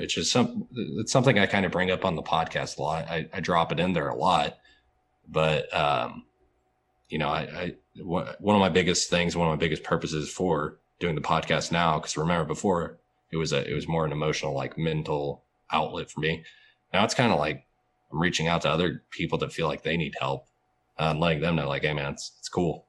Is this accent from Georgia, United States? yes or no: yes; Atlanta, Georgia, United States; also born or lived in Fort Benning, Georgia; I'm actually from Atlanta